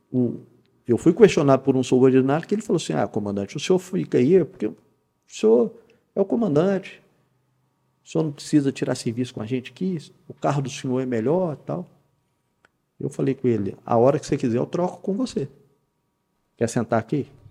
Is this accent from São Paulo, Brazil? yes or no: no; Belo Horizonte, Minas Gerais, Brazil; moved away as an adult; now in Poços de Caldas, Brazil; Sou natural de Belo Horizonte